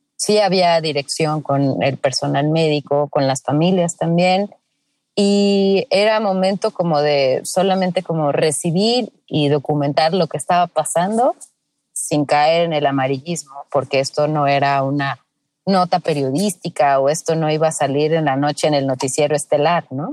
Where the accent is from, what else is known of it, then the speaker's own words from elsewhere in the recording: Mexico; somos como mexicanos